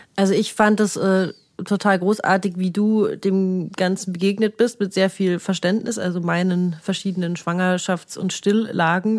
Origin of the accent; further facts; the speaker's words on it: Munich, Bavaria, Germany; wir sind aus München, haben uns nie jetzt dafür geschämt